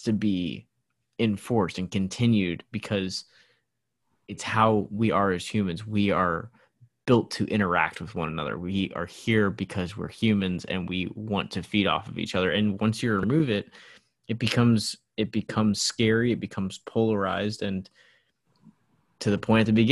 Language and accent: English; St. Louis, Missouri, United States; the house that I grew up in St. Louis